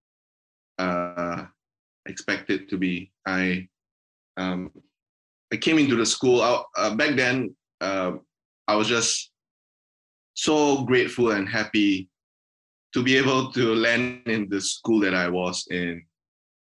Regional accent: Singapore; moved away as an adult; also born or lived in United Kingdom; I grew up in Asia, specifically in Singapore.

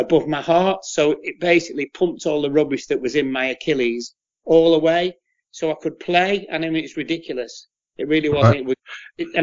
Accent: Preston, North West England, United Kingdom; I said, "From Preston."

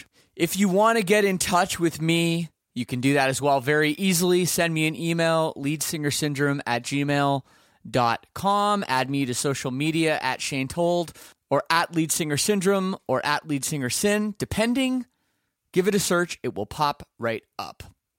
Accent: Canada; I'm Canadian as well, as you must know.

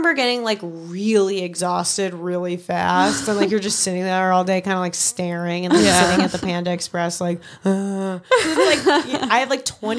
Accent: Long Island, New York, United States; growing up on Long Island

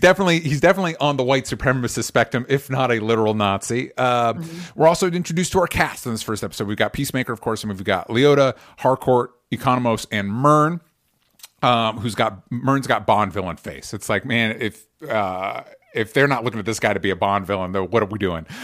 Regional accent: Florida, United States; the part of Florida that I grew up

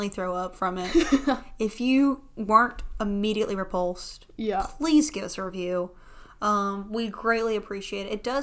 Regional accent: the South, United States; growing up in the South, you're raised a little bit differently

